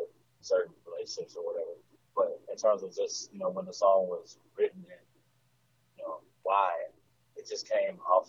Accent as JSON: {"language": "English", "region": "Mississippi", "country": "United States", "tie": "born or raised there", "also_born_or_lived": "Germany", "said": "That's where I've spent the majority of my life. I wasn't born here, but I spent the majority of my life"}